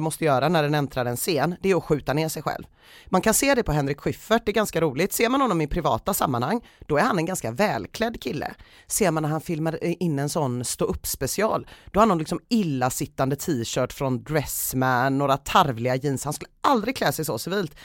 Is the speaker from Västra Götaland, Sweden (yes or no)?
yes; Gothenburg, Västra Götaland, Sweden; also born or lived in Southeast Asia; I grund och botten ifrån Göteborg, absolut. Eh, bott här hela mitt liv utom några år när mina föräldrar tvingade mig att bo i Sydostasien